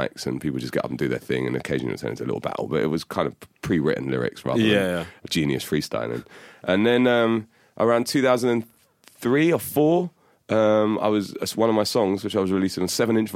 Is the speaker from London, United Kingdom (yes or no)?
yes; London, United Kingdom; I grew up in Hammersmith and Fulham, and I went to school in Wandsworth